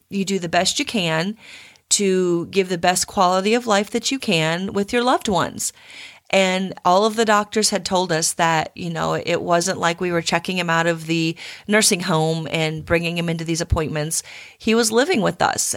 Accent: Midwest, United States; moved away as an adult; now in Texas, United States; I've spent almost equal amount of time in Texas as I have where I grew up in the Midwest

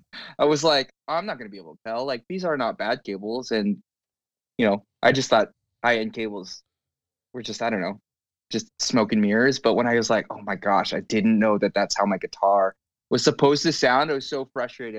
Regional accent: Southern California, United States; also born or lived in Los Angeles; grew up in C, Southern California.

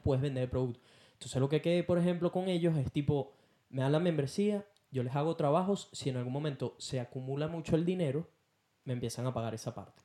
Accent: Venezuela; moved away as an adult; now in Perth, Australia; soy de Venezuela

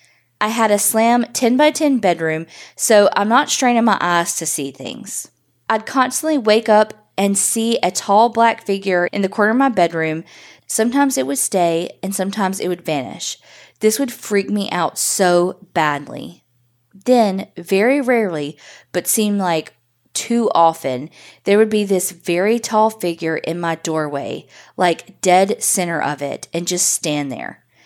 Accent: Memphis, Tennessee, United States; I'm from Memphis, Tennessee, born and raised here. The house I grew up in was creepy.

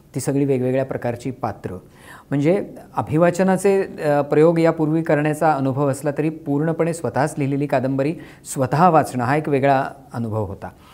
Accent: Kolhapur, Maharashtra, India; माझं सगळं लहानपण कोल्हापूरला त्या वस्तीमध्ये मोहल्ल्यामध्ये गेलं

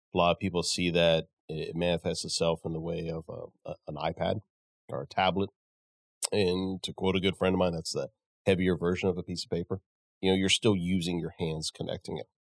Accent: Midland, United States; I'm from Midland

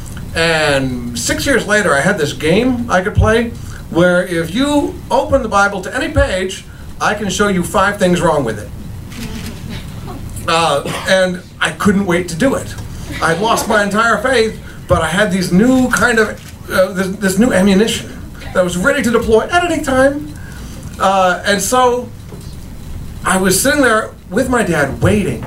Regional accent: Tucson, Arizona, United States; moved away; Tucson, my hometown

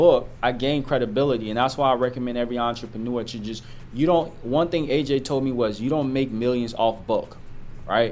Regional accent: Liberia; moved away; also born or lived in Ivory Coast; I'm from Liberia, but I came in Ivory Coast.

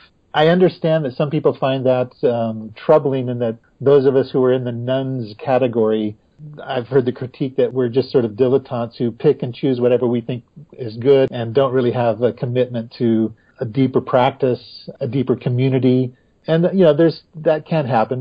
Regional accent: Corvallis, Oregon, United States; growing up in Corvallis, Oregon

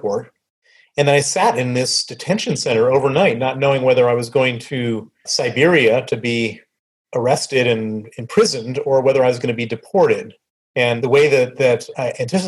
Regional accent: Chicago, Illinois, United States; accent: American; also born or lived in Princeton, New Jersey; I grew up on the south side of Chicago

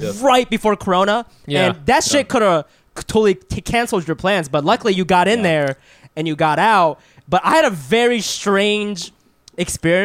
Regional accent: Chiba, Japan; I'm from Chiba.

